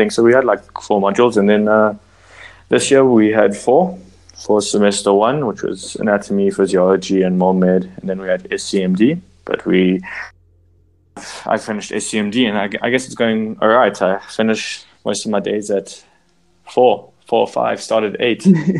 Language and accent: English; Midrand, Gauteng, South Africa; I'm a Midrand boy, been here my entire